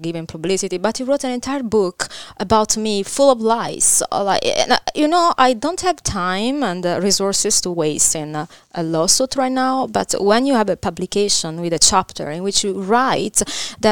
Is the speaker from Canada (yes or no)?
no; Caserta, Campania, Italy; English is a second language; moved away as an adult; I grew up in Caserta, nearby Naples.